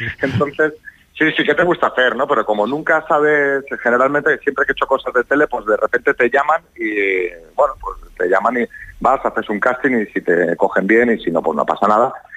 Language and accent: Spanish; Barcelona, Catalonia, Spain; moved away as an adult; now in Madrid, Spain; Yo soy de Barcelona, cuando vivía en Barcelona